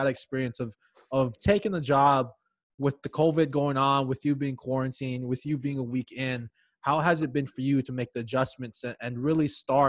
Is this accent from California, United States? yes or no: no; Hawaii, United States; moved away; I left home, born and raised in Hawaii.